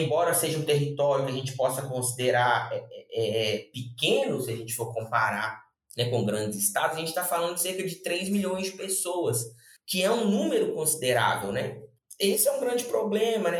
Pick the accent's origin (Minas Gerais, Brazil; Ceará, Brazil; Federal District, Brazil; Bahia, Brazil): Minas Gerais, Brazil; Belo Horizonte; sou de Belo Horizonte.